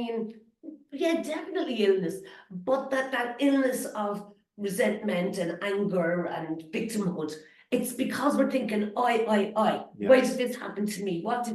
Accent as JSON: {"language": "English", "country": "Ireland", "said": "We're Irish"}